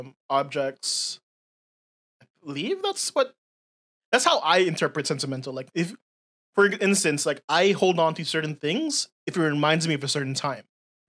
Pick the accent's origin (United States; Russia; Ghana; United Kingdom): United States; I say schedules because I'm American in my upbringing.